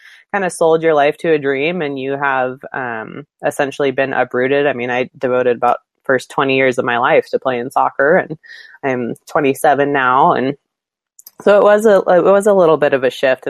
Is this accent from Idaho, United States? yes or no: yes; Idaho, United States; moved away as an adult; now in Alaska, United States; I grew up in Idaho